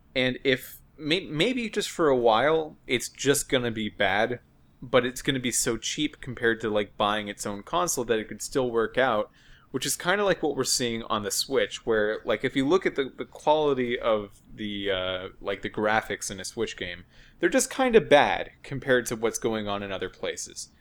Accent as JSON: {"language": "English", "country": "United States", "said": "as an American"}